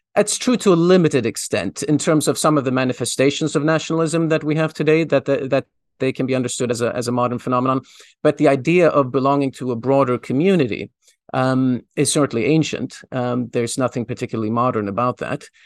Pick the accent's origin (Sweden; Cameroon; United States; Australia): Sweden; moved away; I, I grew up in Sweden. Um, my, most of my school years were spent in Sweden